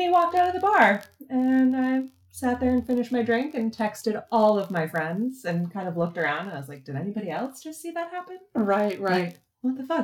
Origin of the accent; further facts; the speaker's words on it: East Coast, United States; also born or lived in Boston; now in San Diego, United States; I'm from the East Coast